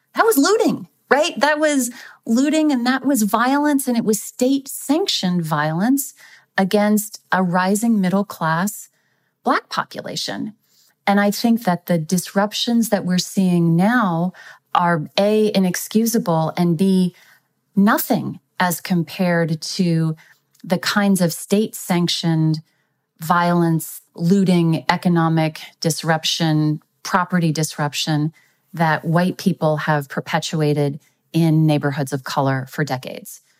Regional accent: Texas, United States; my home state of Texas

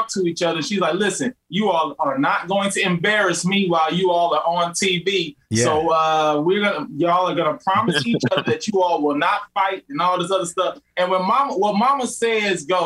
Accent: Midwest, United States; we're just from the Midwest

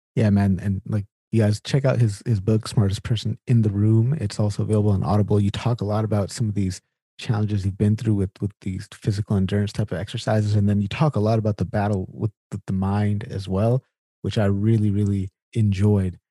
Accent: Sacramento, California, United States; I'm from California originally as well, from Sacramento

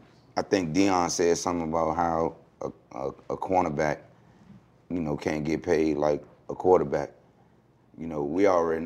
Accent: Newport News, Virginia, United States; also born or lived in Hampton; I was born in Hampton, but brought up in Newport News.

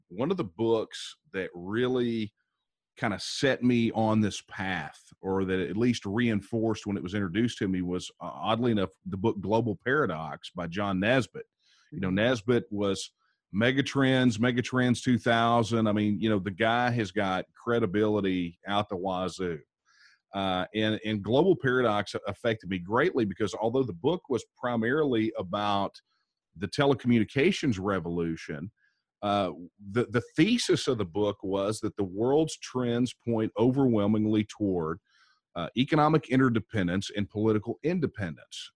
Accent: Texas, United States; I am a, a sixth generation Texan. Uh, my ancestors here in Texas

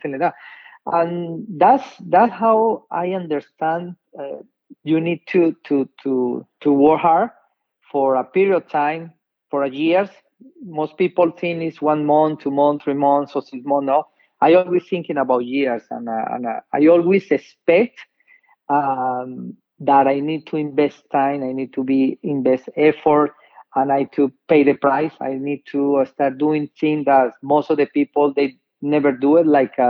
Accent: Colombia; English is a second language; moved away as an adult; also born or lived in New York, United States; now in United States; I'm from Colombia. I was born in New York, but I grew up in Colombia. For 23 years

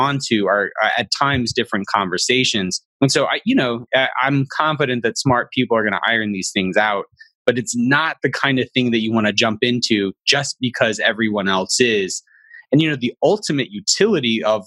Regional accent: Alabama, United States; I'm from a conservative religious background and I'm from Alabama

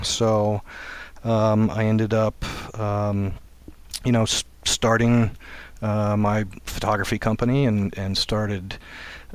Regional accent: Maryland, United States; moved away as an adult; now in Maine, United States; I was born and raised in Maryland

